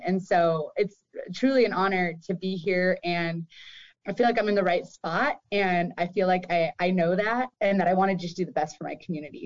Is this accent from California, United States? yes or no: no; Marysville, Washington, United States; also born or lived in Everett; I grew up in Marysville